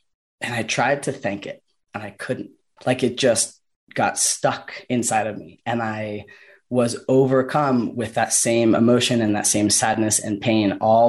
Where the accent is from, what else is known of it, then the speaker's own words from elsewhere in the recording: Boulder, Colorado, United States; also born or lived in California / Washington; my hometown in Boulder